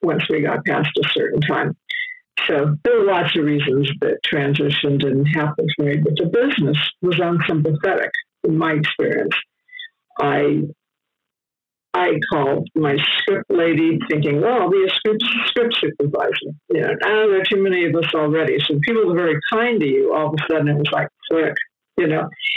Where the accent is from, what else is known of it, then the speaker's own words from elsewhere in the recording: Los Angeles, California, United States; I was raised in Hollywood